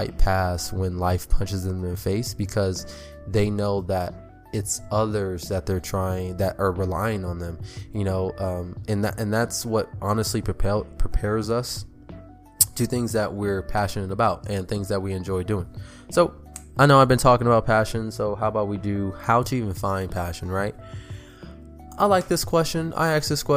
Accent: California, United States; I'm from California

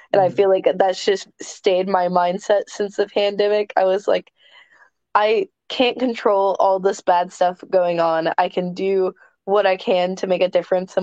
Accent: Kentucky, United States; my home state. I've never wrestled in Kentucky

